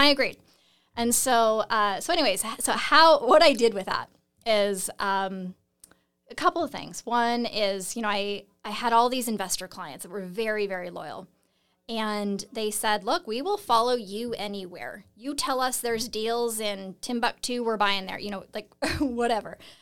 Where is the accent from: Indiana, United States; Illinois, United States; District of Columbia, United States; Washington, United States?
Washington, United States; Seattle; I'm originally from Seattle